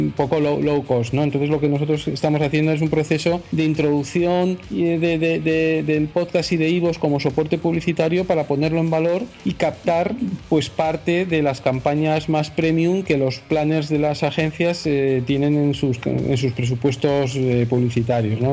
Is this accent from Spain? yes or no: yes; Spain; nosotros eh, eh, somos españoles